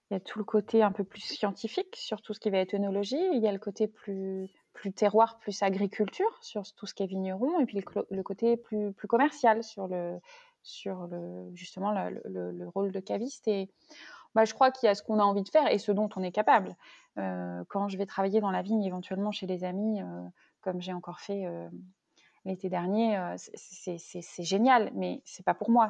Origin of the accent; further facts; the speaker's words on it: Rennes, Brittany, France; moved away as an adult; also born or lived in Nantes / Paris; je suis originaire de la, région rennaise, on va dire, donc bretonne. Donc j'ai grandi à Rennes